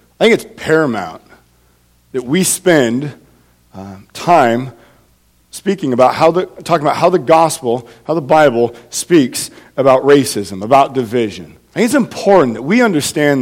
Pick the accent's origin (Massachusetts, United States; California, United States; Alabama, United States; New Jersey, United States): California, United States; moved away; I am from California